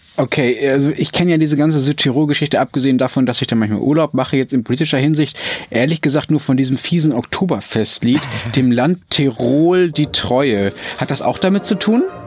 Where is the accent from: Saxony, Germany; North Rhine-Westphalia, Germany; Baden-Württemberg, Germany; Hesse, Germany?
North Rhine-Westphalia, Germany; Dortmund; Ich bin in Dortmund aufgewachsen